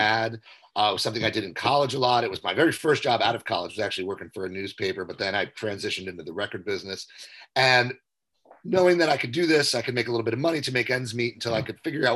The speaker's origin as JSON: {"language": "English", "area": "Jersey Shore", "region": "New Jersey", "country": "United States", "tie": "born or raised there", "also_born_or_lived": "Philadelphia / New York City", "moved": "as an adult", "said": "I was born and raised on the Jersey Shore"}